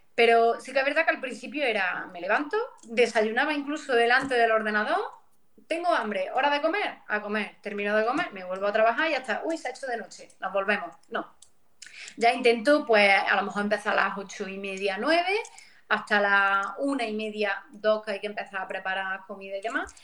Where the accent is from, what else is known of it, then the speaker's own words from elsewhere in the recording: Pozoblanco, Andalusia, Spain; vengo de Córdoba, aunque de una zona bastante rural, como es el Valle de los Pedroches